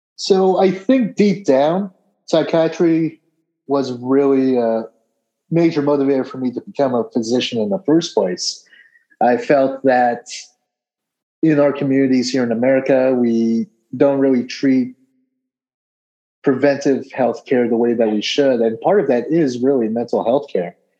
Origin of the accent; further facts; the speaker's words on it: Peoria, Arizona, United States; also born or lived in New Jersey; I was originally born in New Jersey, but I moved out to Arizona, specifically Peoria, Arizona. I think when I was two years old, and I've been in the state ever since. So grew up in Peoria